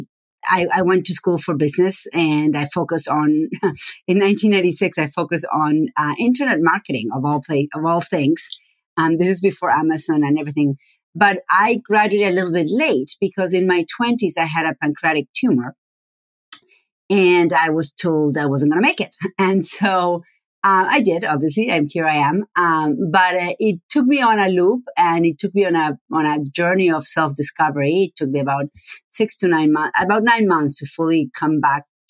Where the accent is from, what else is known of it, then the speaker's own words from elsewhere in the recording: Argentina; first language Spanish; English is a second language; moved away as an adult; also born or lived in Buenos Aires; now in United States; I am from Argentina, and my first language is Spanish. I grew up, was born and raised until 25 years old.